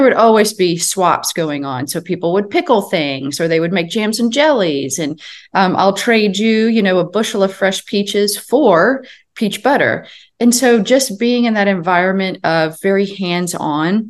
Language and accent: English; Chicago, Illinois, United States; also born or lived in Wichita, Kansas; I was born and raised in Chicago for the most part, and then lived with my grandparents during the summers, and they lived just outside Wichita, Kansas